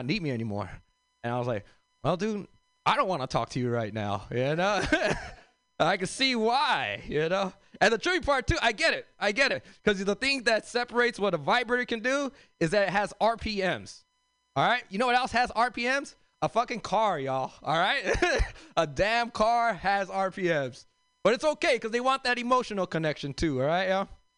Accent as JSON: {"language": "English", "town": "Los Angeles", "region": "California", "country": "United States", "tie": "born or raised there", "said": "I grew up in South Central L.A."}